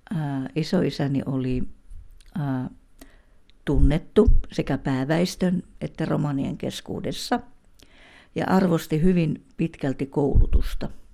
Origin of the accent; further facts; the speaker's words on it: Pihtipudas, Central Finland, Finland; now in Pirkkala, Finland; olen Pihtiputalta kotoisin ja, ja tuota niin, Pirkkalassa olen asunut noin 25 vuotta